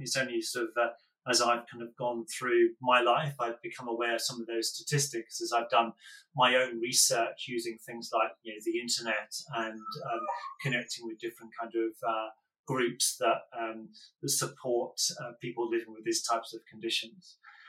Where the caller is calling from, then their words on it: London, United Kingdom; I'm in southeast London, in the burbs, in a very kind of on a very grey March day.